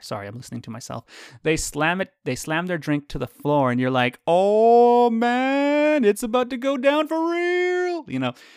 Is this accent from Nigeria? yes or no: no; Canada; I'm Canadian